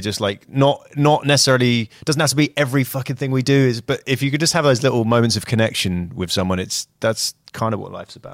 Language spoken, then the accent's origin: English; United Kingdom; moved away; as a Brit